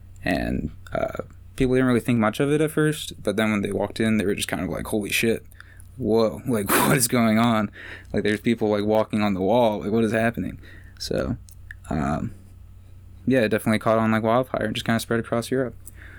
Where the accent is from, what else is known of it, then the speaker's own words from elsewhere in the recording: Annapolis, Maryland, United States; we're from Annapolis